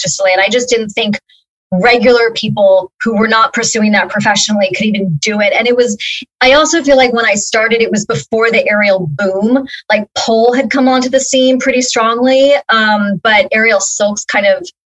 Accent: Los Angeles, California, United States; I'm from Los Angeles. I've always been here

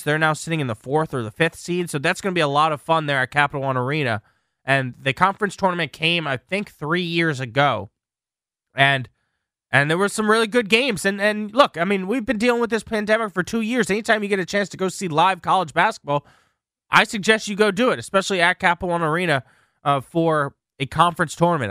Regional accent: Lorton, Virginia, United States; I'm from Lorton, Virginia

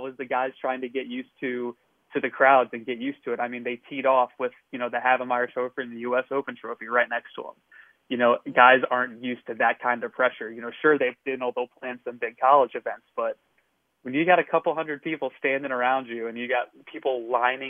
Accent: Ohio, United States; also born or lived in Moon Township, Pennsylvania; now in Washington, D.C., United States; where I live in D.C. now to where I, you know, where I grew up in Ohio

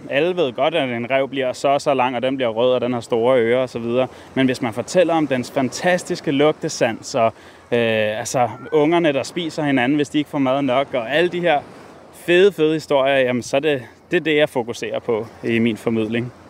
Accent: Capital Region of Denmark, Denmark; den natur, som jeg kender og groet op ved

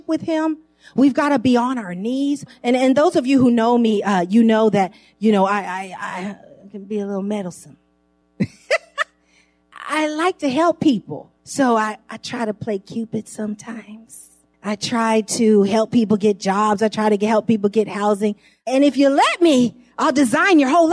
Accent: San Francisco, California, United States; I grew up in San Francisco, right close to Geary Street on Ellis

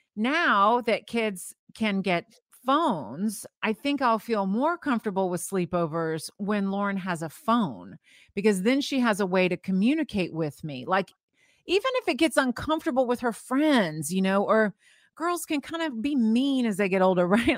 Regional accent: St. Petersburg, Florida, United States; I grew up in Saint Petersburg, Florida

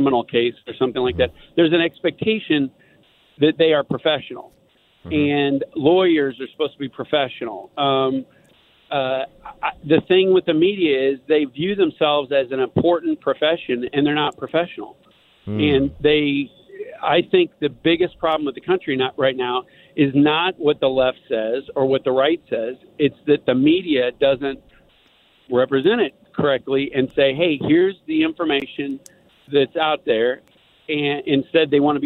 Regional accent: Columbia, Missouri, United States; I grew up in Columbia, Missouri

